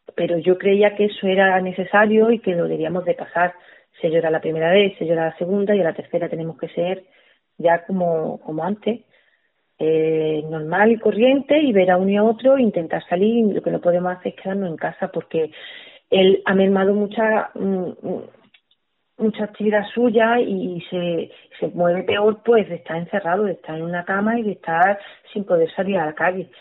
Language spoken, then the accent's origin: Spanish; Torredonjimeno, Andalusia, Spain; la radio de mi pueblo